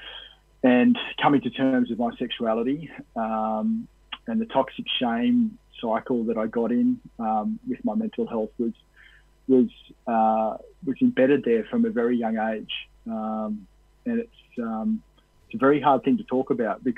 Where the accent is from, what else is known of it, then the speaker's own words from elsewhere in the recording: Cowra, New South Wales, Australia; rugby union, the rugby league, were the two major sports in Cowra, where I grew up, and and I ended up being a publican back in my hometown there for a while.